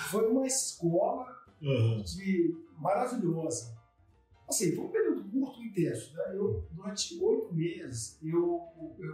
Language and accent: Portuguese; Vitória, Espírito Santo, Brazil; Eu nasci em Vitória mesmo, eu, eu não moro em Vitória